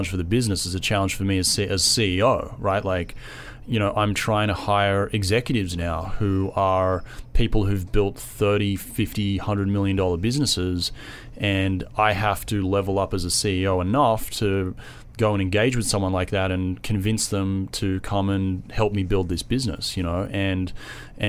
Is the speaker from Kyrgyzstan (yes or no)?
no; Australia; accent: Australian; also born or lived in San Diego, United States; now in New York, United States; I'm Australian, which it's a real subtle accent.